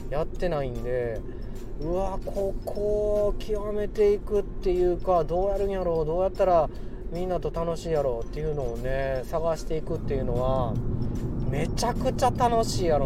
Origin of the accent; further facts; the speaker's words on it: Kansai, Japan; accent: Kansai; moved away; 僕関西人もともと関西人でついにね関西にいる時間よりもちょっと関西から出た時間の方が長いんでもう最近関西弁抜けちゃってて困ってるんですけど